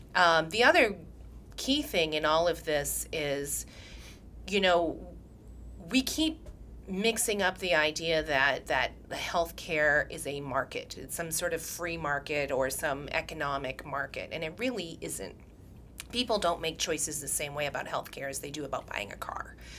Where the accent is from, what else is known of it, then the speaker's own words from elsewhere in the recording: New Hampshire, United States; now in Massachusetts, United States; I grew up in New Hampshire.